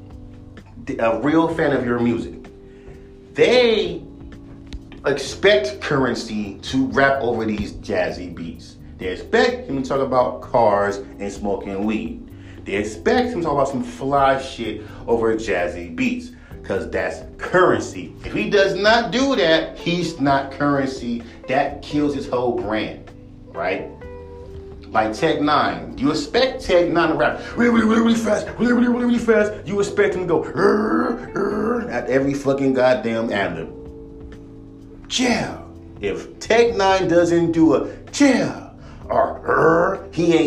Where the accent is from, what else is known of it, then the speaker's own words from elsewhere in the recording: West Coast, United States; I'm from the West Coast